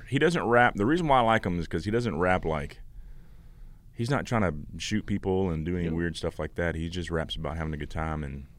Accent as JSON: {"language": "English", "town": "Warner Robins", "region": "Georgia", "country": "United States", "tie": "born or raised there", "said": "I'm from Warner Robins."}